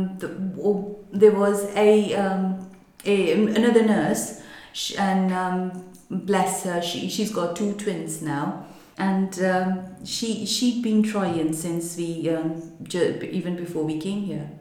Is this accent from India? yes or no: yes; Mumbai, Maharashtra, India; moved away; we are from Mumbai. I came over here